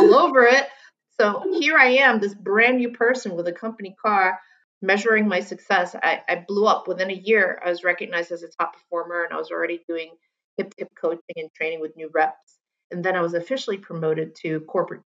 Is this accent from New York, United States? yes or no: yes; New York City, New York, United States; also born or lived in Long Island; I'm from New York City. I grew up in Queens and Long Island